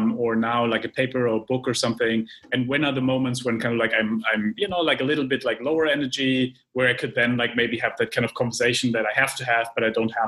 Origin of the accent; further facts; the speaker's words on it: Germany; moved away; I come from Germany, as you know, and as maybe some of our viewers and listeners, and you know, I grew up with a planning mindset